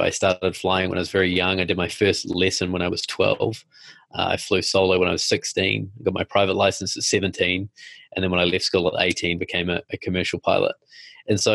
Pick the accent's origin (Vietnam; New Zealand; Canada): New Zealand; now in New York, United States; I'm from New Zealand